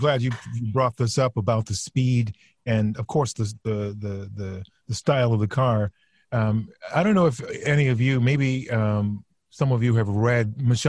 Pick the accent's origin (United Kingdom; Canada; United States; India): United States; the South; moved away; growing up in the South, it was a conversation that started when I was about five and just continued until I left home.